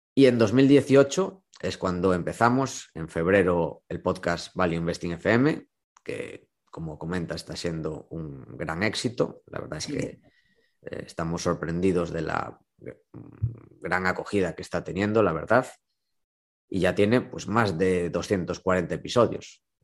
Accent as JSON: {"language": "Spanish", "town": "A Coruña", "region": "Galicia", "country": "Spain", "also_born_or_lived": "Vigo", "said": "yo soy de Coruña"}